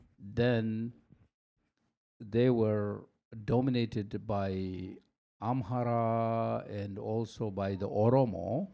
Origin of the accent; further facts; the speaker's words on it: Asmara, Maekel, Eritrea; moved away as an adult; also born or lived in Sudan; I was born in Asmara, 1958. Then I did all my high school there, and also I did, like, some of my undergraduate studies there.